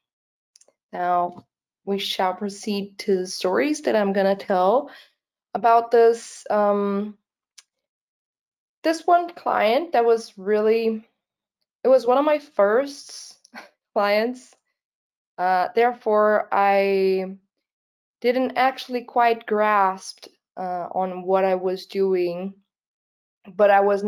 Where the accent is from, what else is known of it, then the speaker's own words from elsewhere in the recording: Brazil; English is a second language; I am not a natural born English speaker. It's not my first language. I'm from Brazil, actually. I live most of my time in Brazil